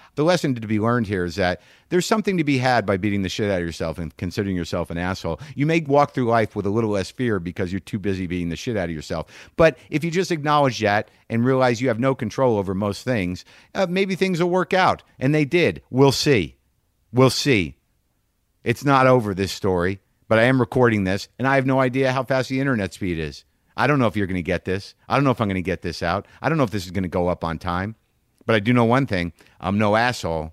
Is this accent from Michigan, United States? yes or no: no; Albuquerque, New Mexico, United States; also born or lived in New Jersey; I grew up in Albuquerque. That's where I grew up. My parents are from Jersey. I was born in Jersey. I lived